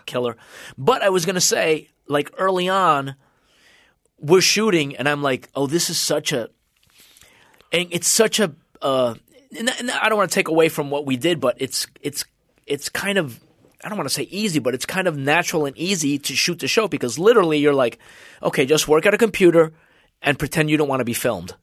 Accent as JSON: {"language": "English", "town": "Union City", "region": "New Jersey", "country": "United States", "tie": "born or raised there", "also_born_or_lived": "Cuba / Venezuela / Massachusetts", "moved": "as an adult", "lives_now": "Los Angeles, United States", "said": "we went to New Jersey, and I grew up in New Jersey."}